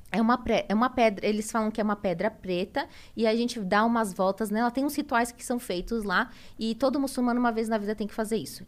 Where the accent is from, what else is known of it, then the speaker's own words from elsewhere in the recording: São Paulo, Brazil; moved away as an adult; now in Santa Catarina, Brazil; eu nasci em São Paulo, eu sou paulista, me casei com meu marido, que ele mora lá em Santa Catarina, e fui para lá.